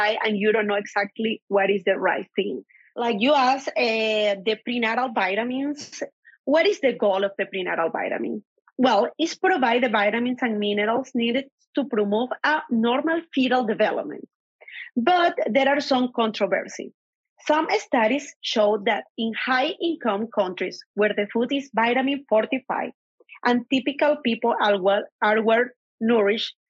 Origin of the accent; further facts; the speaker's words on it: Venezuela; moved away; I'm from Venezuela, an international medical graduate. I complete residency in obstetrics and gynecology in Venezuela.